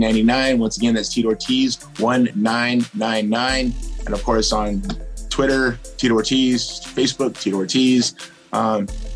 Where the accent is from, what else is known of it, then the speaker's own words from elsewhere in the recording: United States; I'm a American. I'm a citizen of this country that's very proud of this country